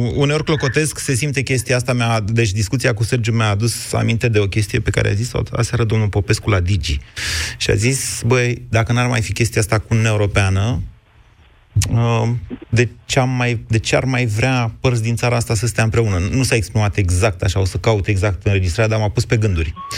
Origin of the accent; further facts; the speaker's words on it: Oltenia, Romania; ca oltean